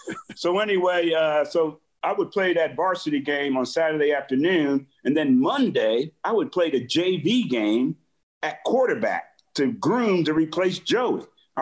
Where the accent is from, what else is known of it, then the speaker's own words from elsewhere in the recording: South River, New Jersey, United States; I come from South River High School in New Jersey, and it was a big deal to play for football for South River High School.